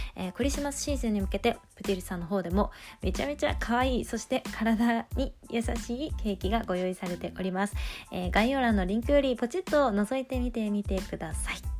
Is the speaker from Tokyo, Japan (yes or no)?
yes; Tokyo, Japan; moved away as an adult; 私は東京出身の人間